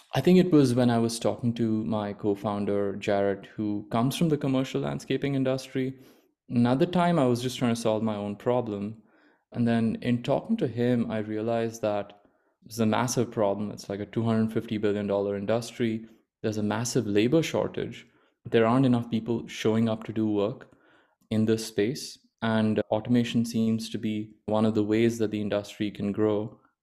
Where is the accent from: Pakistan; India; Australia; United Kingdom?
India; Mumbai, Maharashtra; moved away as an adult; also born or lived in Stanford, California / Washington, D.C. / Virginia; I grew up in India. without, uh, in, in Bombay